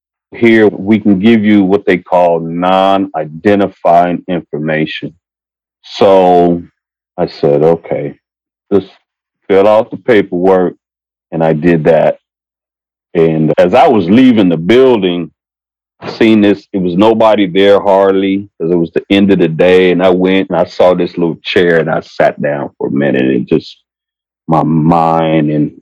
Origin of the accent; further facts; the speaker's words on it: San Diego, California, United States; also born or lived in Japan; I've been in San Diego all my life. And I was born in Japan